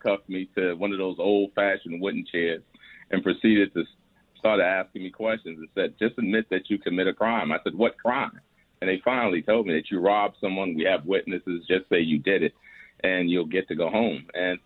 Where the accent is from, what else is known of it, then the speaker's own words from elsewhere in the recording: New York City, New York, United States; also born or lived in Manhattan; when we moved from Brooklyn, where I was raised at the age of 9, to Manhattan